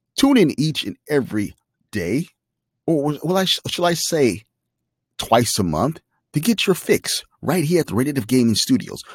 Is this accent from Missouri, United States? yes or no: no; Chicago, Illinois, United States; I'm from Chicago